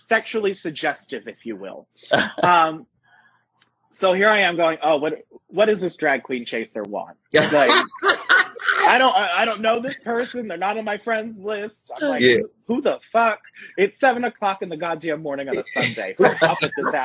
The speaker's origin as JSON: {"language": "English", "town": "Bangor", "region": "Pennsylvania", "country": "United States", "tie": "born or raised there", "also_born_or_lived": "Warwick, New York / Jim Thorpe, Pennsylvania", "said": "I grew up in Bangor, Pennsylvania"}